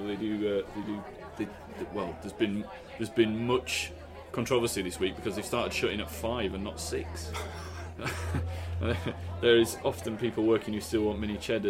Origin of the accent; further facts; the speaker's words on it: Yorkshire and the Humber, United Kingdom; now in Suffolk, United Kingdom; I'm from Yorkshire.